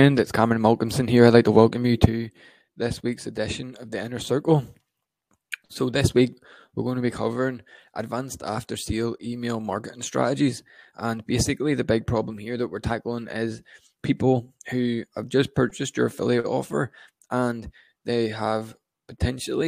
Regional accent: Northern Ireland, United Kingdom; I'm from Northern Ireland

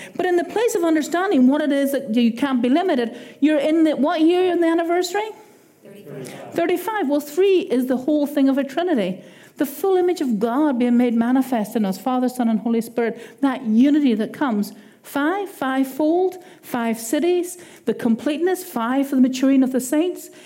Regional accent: Ireland; accent: Irish; my Irish accent

